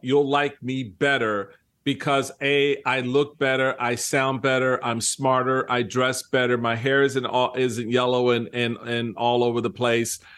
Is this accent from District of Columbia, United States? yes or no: yes; Washington, District of Columbia, United States; also born or lived in Maryland; as a young kid growing up in Washington, D C